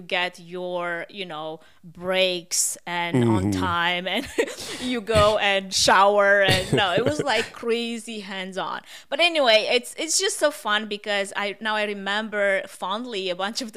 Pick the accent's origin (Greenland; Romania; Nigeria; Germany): Romania; accent: Russian; English is a second language; moved away as an adult; also born or lived in Portland, Oregon; now in United States; I moved from Romania